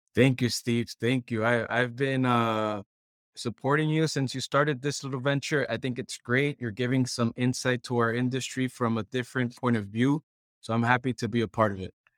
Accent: Puerto Rico; moved away as an adult; I'm originally from Puerto Rico

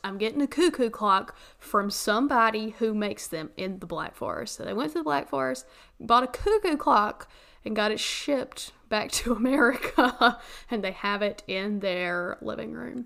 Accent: the South, United States; moved away; my hometown in the mountains

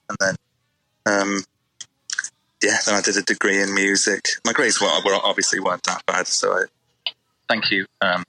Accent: Liverpool, North West England, United Kingdom; And I don't think we sound particularly like we're from Liverpool.

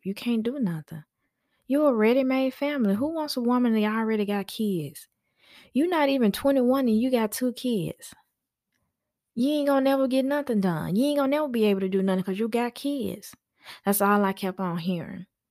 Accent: Memphis, Tennessee, United States; now in Georgia, United States; I am from Memphis.

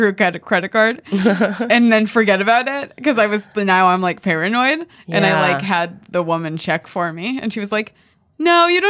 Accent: Los Angeles, California, United States; I grew up on the West Side.

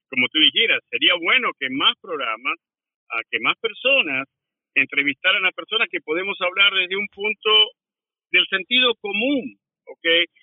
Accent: Argentina; moved away as an adult; also born or lived in Washington DC area, United States; now in Washington DC, United States; yo aprendí en los 70 y los 80 en, Argentina. Yo todavía estaba viviendo allá.

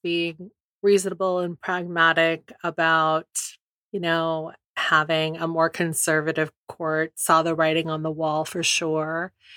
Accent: California, United States; I grew up in California

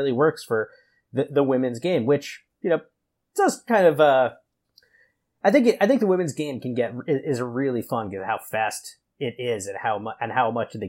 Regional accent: United States; I'm an American

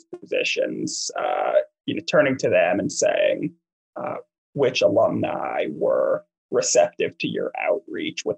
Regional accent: East Coast, United States; moved away as an adult; I grew up on the East Coast

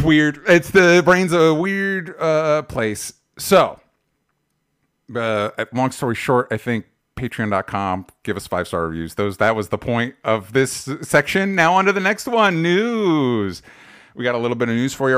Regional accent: Florida, United States; now in Los Angeles, United States; I grew up in Florida

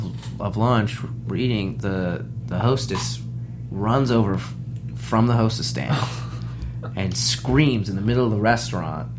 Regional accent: New York, United States; now in Los Angeles, United States; I live in California. I'm originally from New York

